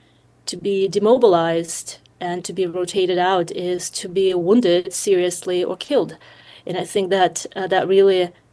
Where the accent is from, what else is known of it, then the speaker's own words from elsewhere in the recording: Ukraine; recently fallen to Russian control, the town of Avdiivka, which is about 40 miles south of where I'm from my hometown.